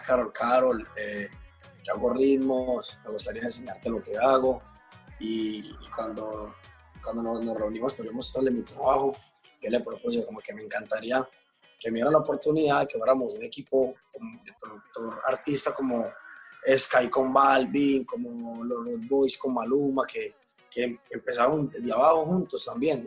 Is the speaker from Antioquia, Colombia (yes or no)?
yes; Medellín, Antioquia, Colombia; moved away; todos somos de Medellín, Medellín, Colombia